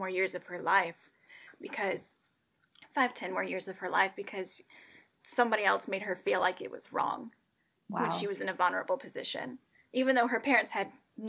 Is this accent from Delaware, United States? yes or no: no; 2 hours from Dallas, Texas, United States; moved away as an adult; now in near Dallas, United States; going back to my hometown, which is only like 2 hours away